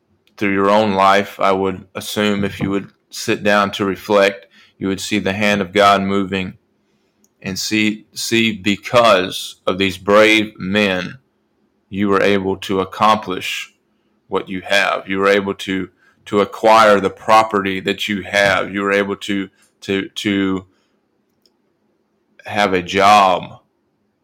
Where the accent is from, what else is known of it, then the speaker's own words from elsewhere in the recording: United States; this country, my country, I'm an American